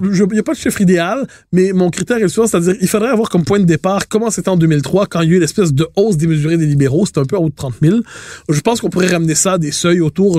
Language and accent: French; Quebec, Canada